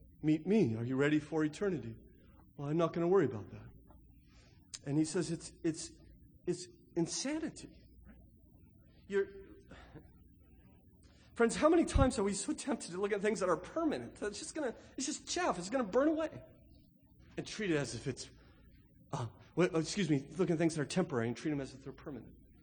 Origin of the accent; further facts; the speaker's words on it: California, United States; growing up in California, we had the Santa Ana winds that come in from the northeast.